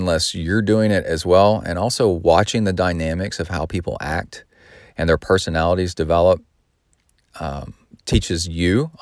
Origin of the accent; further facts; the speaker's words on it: Texas, United States; also born or lived in Southern California; I've lived most of my life in Texas, but I also lived in Southern California